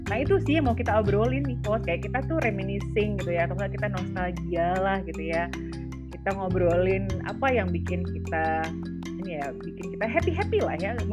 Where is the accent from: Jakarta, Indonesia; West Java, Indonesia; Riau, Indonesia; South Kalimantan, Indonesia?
Riau, Indonesia; Pekanbaru; kalau misalnya aku memang gedenya di Pekanbaru terus kita ngobrolnya ya pakai aku dan kau gitu ya uh, apa namanya kita juga orang yang memang besar di Pekanbaru Riau gitu